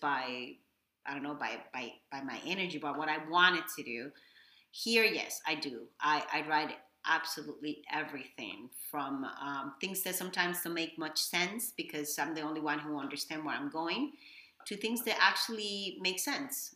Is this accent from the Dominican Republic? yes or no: yes; Dominican Republic; English is a second language; moved away as an adult; now in Miami, United States; I am from Dominican Republic. I was born and raised in DR. Um, I moved here probably uh, 23 years ago